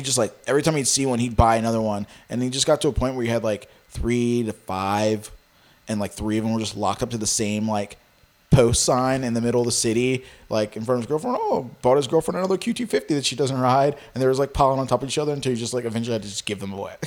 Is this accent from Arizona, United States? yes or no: no; Richmond, Virginia, United States; I'm from Richmond, Virginia